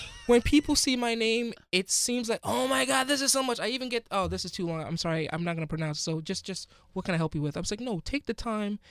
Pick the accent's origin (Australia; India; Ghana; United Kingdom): Ghana; now in United States; I'm from Ghana